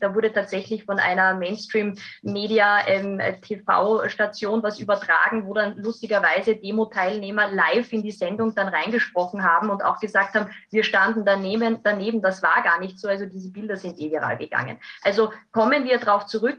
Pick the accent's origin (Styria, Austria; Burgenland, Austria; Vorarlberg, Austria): Styria, Austria; Graz; hier nach Graz zu kommen. Das ist meine Heimatstadt.